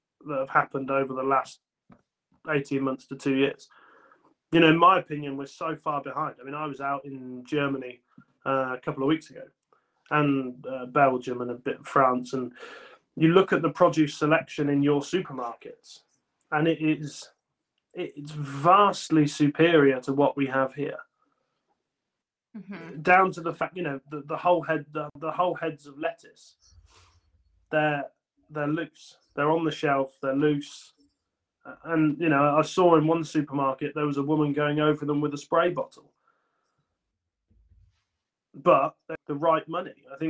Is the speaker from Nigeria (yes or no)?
no; United Kingdom; as British growers